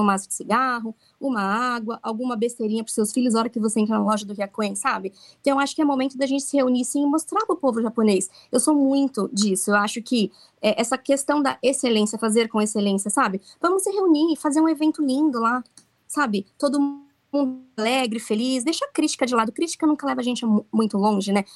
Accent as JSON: {"language": "Portuguese", "country": "Brazil", "moved": "yes", "lives_now": "Okinawa, Japan", "said": "Nós somos brasileiros aqui"}